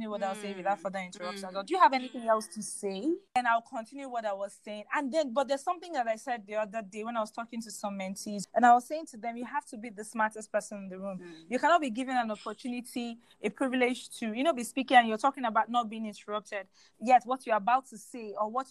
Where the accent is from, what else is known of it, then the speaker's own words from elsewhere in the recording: Nigeria; I'm very proud to take up space as a Nigerian